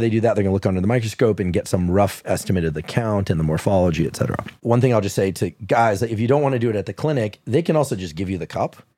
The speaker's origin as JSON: {"language": "English", "area": "Bay Area", "region": "California", "country": "United States", "said": "I'm from the Bay Area."}